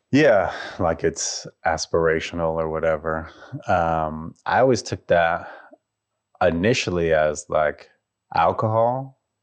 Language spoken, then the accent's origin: English; Colorado, United States; where I grew up in Colorado